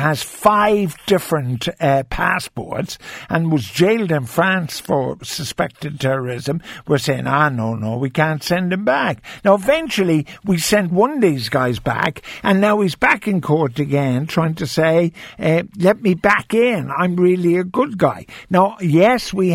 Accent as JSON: {"language": "English", "country": "Ireland"}